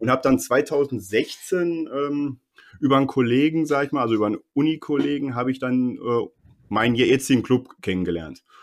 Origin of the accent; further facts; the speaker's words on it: Bochum, North Rhine-Westphalia, Germany; born there; now in Herne, Germany; ich muss leider zugeben, ich bin äh, gebürtiger Bochumer. Ich wohne jetzt äh, nur in Herne, weil die, die Mieten